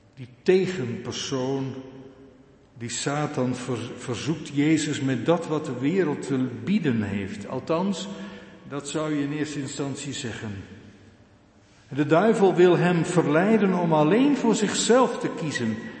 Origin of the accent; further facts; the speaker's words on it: Urk, Flevoland, Netherlands; Ik kom geboren en getogen van Urk